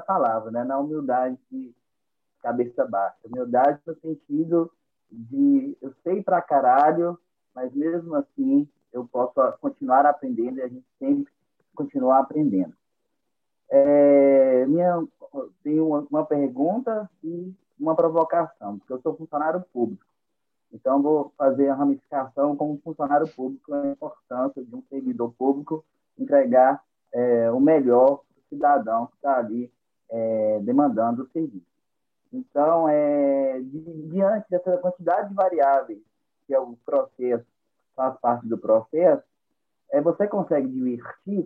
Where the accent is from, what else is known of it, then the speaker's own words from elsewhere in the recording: Almenara, Minas Gerais, Brazil; sou de Almenara, é, Minas Gerais, cidade com 30 mil habitantes